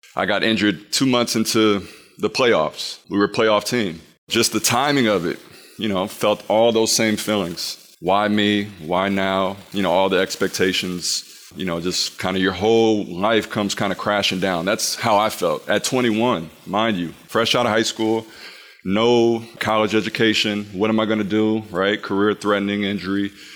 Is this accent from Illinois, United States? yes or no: yes; Peoria, Illinois, United States; growing up in Illinois